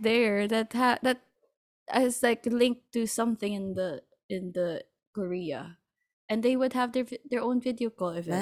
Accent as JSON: {"language": "English", "country": "Philippines", "said": "I'm from the Philippines"}